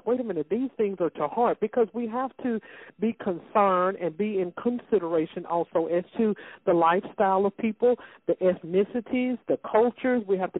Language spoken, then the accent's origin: English; United States; I'm an American